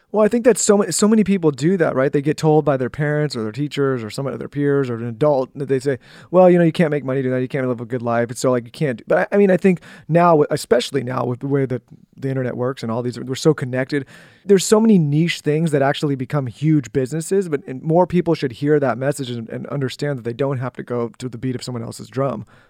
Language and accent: English; San Diego, California, United States; we grew up in San Diego